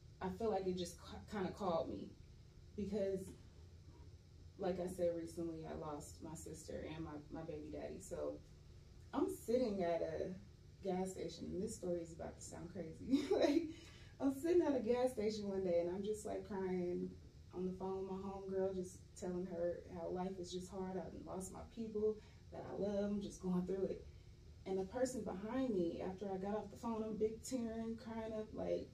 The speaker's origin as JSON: {"language": "English", "town": "San Bernardino", "region": "California", "country": "United States", "moved": "as an adult", "said": "I am originally from San Bernardino, California. I moved out here like 7, almost 8 years ago."}